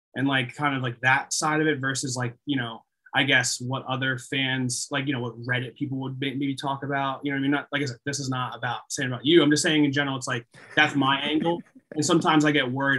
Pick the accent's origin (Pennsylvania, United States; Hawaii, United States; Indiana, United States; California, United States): Pennsylvania, United States; the Poconos; also born or lived in Allentown, Pennsylvania; I grew up in the Poconos but but I lived in Allentown for a while